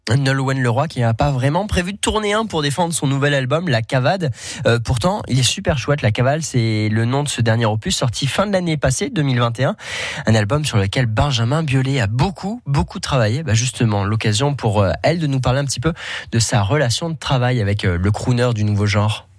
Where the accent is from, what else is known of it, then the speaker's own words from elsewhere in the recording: Nice, Provence-Alpes-Côte d'Azur, France; Ici, on est niçois